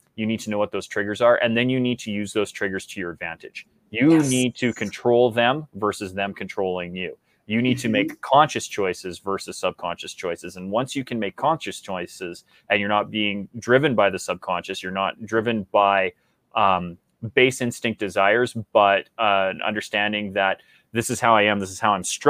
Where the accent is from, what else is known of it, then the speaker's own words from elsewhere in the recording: Canada; as a Canadian